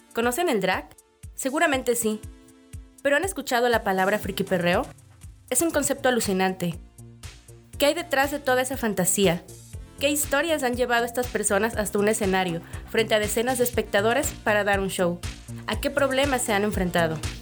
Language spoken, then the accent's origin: Spanish; Cosoleacaque, Veracruz, Mexico; moved away as an adult; now in Mexico City, Mexico; somos originarios del mismo lugar